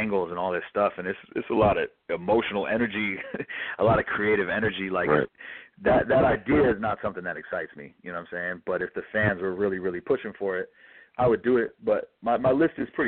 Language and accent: English; New York City, New York, United States; I'm from the Upper West Side